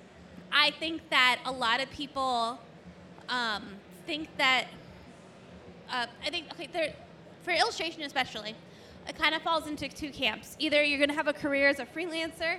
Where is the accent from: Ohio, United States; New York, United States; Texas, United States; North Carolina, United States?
Ohio, United States; Cleveland; I'm from Cleveland